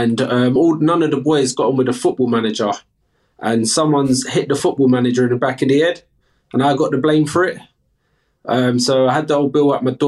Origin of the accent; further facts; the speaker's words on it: London, United Kingdom; I'm from the UK, from London, South London, Battersea, 36 years old. So I spent majority of my years in London.